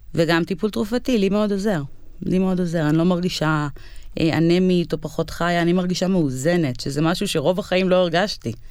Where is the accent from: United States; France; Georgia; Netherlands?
United States; now in Israel; אני במקור, כאילו, מארצות הברית, נולדתי בארצות הברית